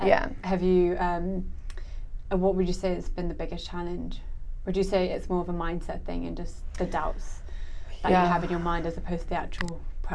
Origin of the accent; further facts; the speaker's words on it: Hong Kong; now in Singapore; I'm originally from Hong Kong